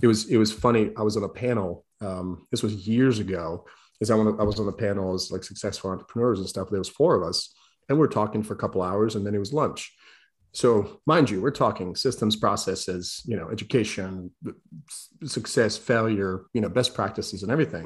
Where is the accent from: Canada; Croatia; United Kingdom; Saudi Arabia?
Croatia; now in United States; I'm broke kid from Croatia